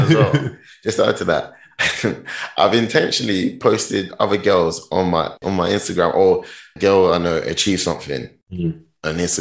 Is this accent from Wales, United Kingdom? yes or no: no; London, United Kingdom; moved away as an adult; also born or lived in Ghana; now in Stuttgart, Germany; London, born from Ghana. I always say that London, born but from Ghana.